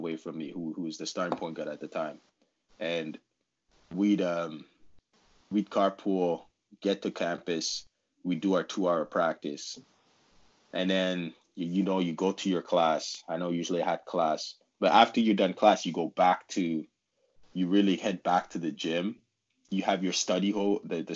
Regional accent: Ottawa, Ontario, Canada; I'm from Ottawa, so I lived at home

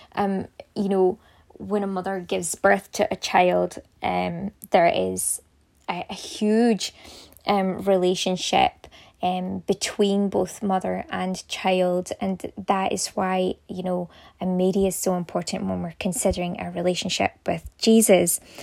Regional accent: Scotland, United Kingdom; we are Scottish

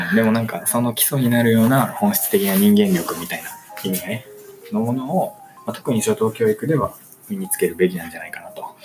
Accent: Chiba, Japan; 実は私は出身、出身が千葉県なんだけど

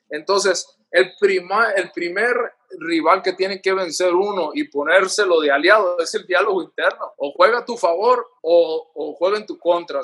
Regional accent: Culiacán, Sinaloa, Mexico; moved away as an adult; also born or lived in Los Angeles; Culiacán, de donde yo soy

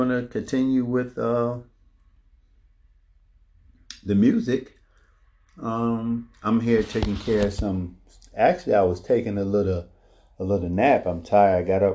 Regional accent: Philadelphia, Pennsylvania, United States; moved away; up there in Philadelphia, my hometown

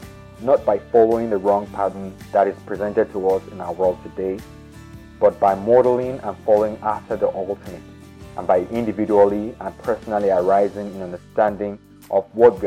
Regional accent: Nigeria; I was born in Nigeria in the 80s

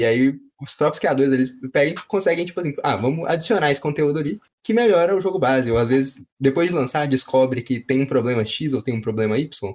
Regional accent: Minas Gerais, Brazil; tem trem porque a gente é mineiro

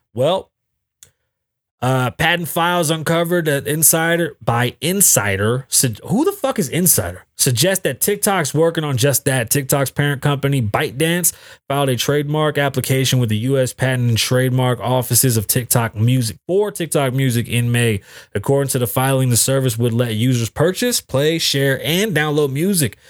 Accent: New York, United States; now in Las Vegas, United States; I'm from New York

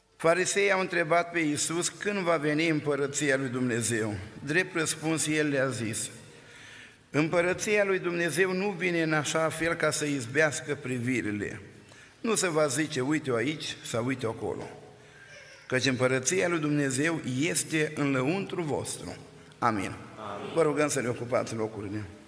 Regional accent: Bosanci, Suceava County, Romania; now in Oradea, Romania; din Bosanci, din Suceava și din România

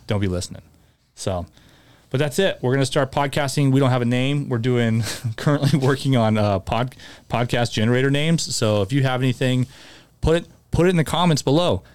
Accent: Tucson, Arizona, United States; also born or lived in Chandler, Arizona; when I moved from Tucson to Chandler

